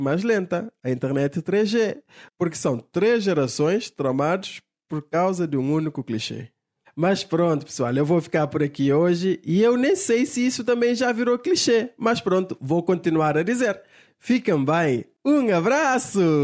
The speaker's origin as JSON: {"language": "Portuguese", "country": "Cape Verde"}